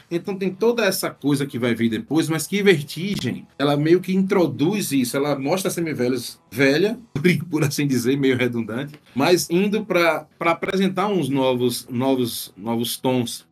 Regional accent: Northeast Region, Brazil; como nordestinos

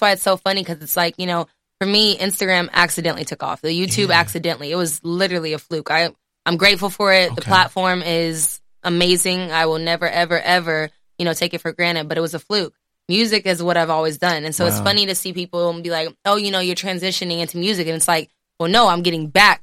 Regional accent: Houston, Texas, United States; also born or lived in Pearland; I'm born and raised in Houston

